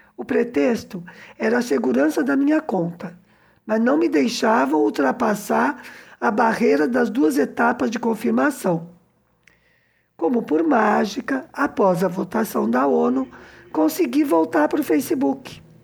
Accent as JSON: {"language": "Portuguese", "region": "São Paulo", "country": "Brazil", "also_born_or_lived": "southern Minas Gerais, Brazil", "moved": "as an adult", "lives_now": "Cuba", "said": "eu que sou de São Paulo e morei na fronteira com o sul de Minas"}